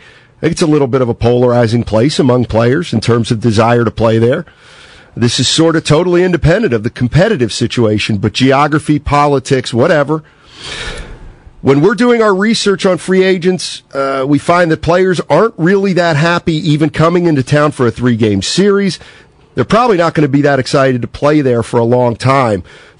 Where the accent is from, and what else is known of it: Reading, Pennsylvania, United States; born or raised there; now in San Francisco, United States